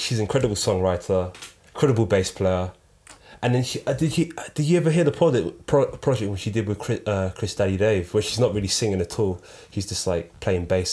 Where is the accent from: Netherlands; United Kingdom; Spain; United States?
United Kingdom; London; We're from South London as well, so we're repping South London